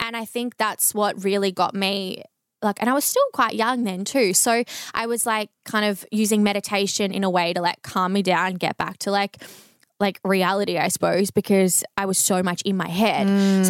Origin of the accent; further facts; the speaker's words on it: Bendigo, Victoria, Australia; And then near where I grew up in Bendigo, there was another psychologist that I started going